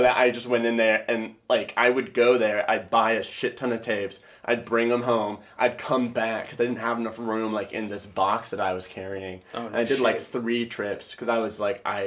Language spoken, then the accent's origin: English; Michigan, United States; moved away; I'm from Michigan originally, and there's this town, or the town I'm from